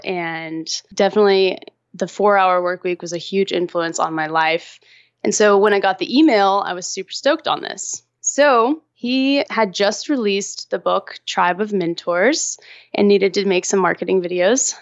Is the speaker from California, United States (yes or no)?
no; Austin, Texas, United States; also born or lived in Los Angeles; decided to move back to Austin, my hometown, and moved back here